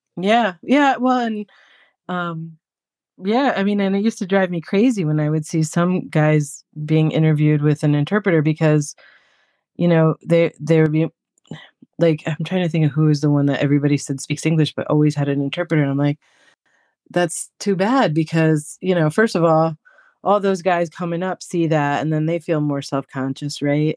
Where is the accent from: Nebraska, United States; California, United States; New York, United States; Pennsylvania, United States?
New York, United States; I'm from New York